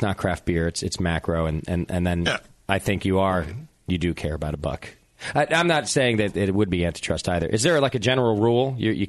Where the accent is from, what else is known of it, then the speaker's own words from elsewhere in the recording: United States; I'm an American.